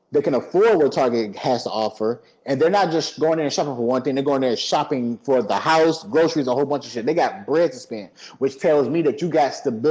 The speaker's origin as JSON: {"language": "English", "town": "Detroit", "region": "Michigan", "country": "United States", "moved": "yes", "lives_now": "Georgia, United States", "said": "I'm from Detroit"}